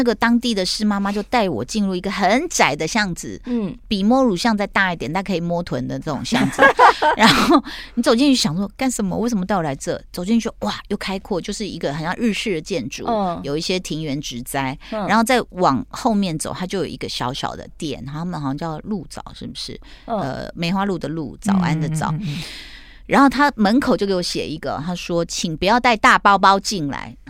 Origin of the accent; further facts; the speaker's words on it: Taipei, Taiwan; 果然我们台北人，我们的眼界都被说的好小。